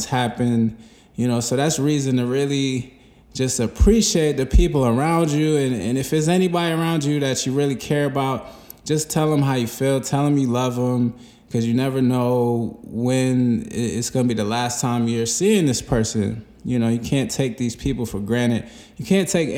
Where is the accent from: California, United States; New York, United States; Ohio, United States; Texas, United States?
New York, United States; moved away; also born or lived in North Carolina; I'm from New York